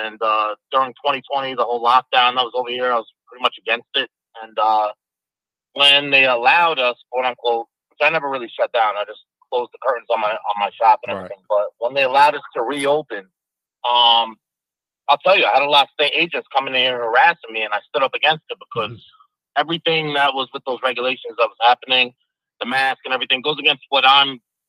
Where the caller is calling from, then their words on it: New York City, New York, United States; I'm calling from the Bronx, New York City.